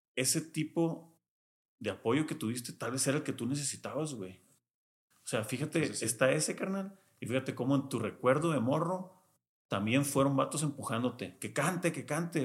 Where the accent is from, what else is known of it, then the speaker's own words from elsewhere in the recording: Culiacán, Sinaloa, Mexico; yo nací en Culiacán toda mi infancia en Culiacán